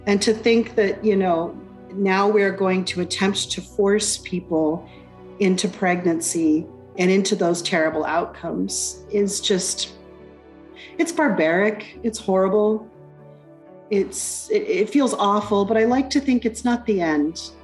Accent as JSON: {"language": "English", "country": "United States", "moved": "as an adult", "lives_now": "Alberta, Canada", "said": "my home country, the United States, uh, where I first began this work."}